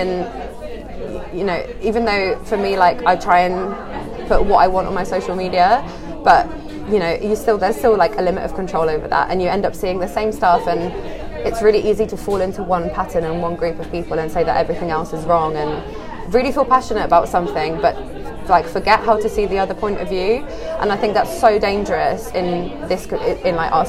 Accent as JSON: {"language": "English", "country": "Poland", "moved": "as an adult", "lives_now": "Bristol, United Kingdom", "said": "I'm from Poland originally. Uh-huh. And I came to Bristol for uni."}